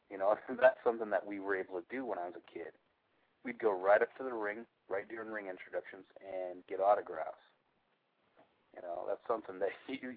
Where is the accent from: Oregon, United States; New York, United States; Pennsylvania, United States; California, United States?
Oregon, United States; Portland; When I was a kid, I grew up on Portland wrestling on Don Owen.